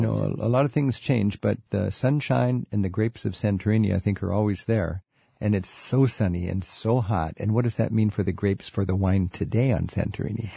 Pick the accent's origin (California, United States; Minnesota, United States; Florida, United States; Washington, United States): Washington, United States; Edmonds; my own hometown